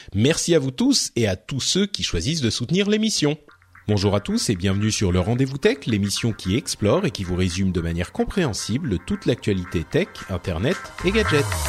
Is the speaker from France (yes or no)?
yes; France; chez nous en France